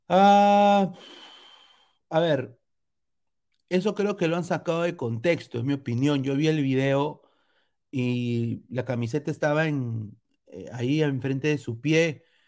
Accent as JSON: {"language": "Spanish", "country": "Peru"}